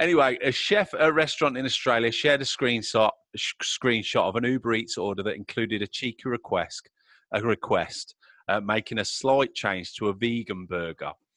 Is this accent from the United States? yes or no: no; Middle of England, United Kingdom